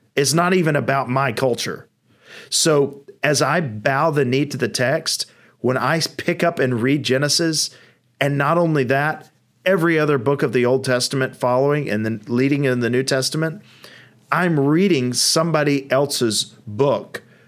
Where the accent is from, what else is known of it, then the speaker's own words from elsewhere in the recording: United States; I'm a Westerner, I'm an American, uh, I'm of European descent.